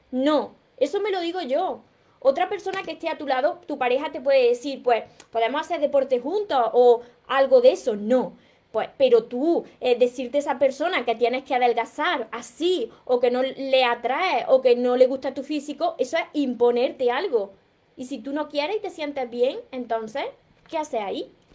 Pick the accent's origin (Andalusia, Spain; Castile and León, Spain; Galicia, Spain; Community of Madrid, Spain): Andalusia, Spain; Córdoba; yo me como la S porque soy cordobesa